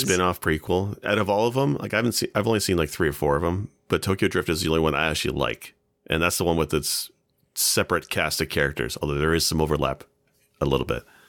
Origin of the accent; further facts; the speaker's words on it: Ontario, Canada; I was born in Ontario, so I, I sound nothing like it